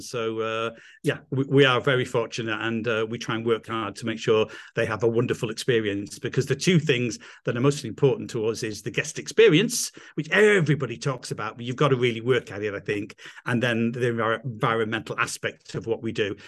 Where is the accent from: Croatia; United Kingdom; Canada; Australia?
United Kingdom; England; accent: English; moved away as an adult; also born or lived in London; now in Italy; I'm English, as you can probably tell from my accent